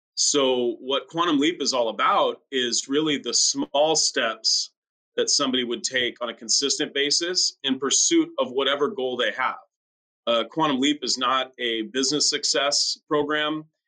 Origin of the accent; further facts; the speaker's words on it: France; now in La Quinta, United States; my home country of France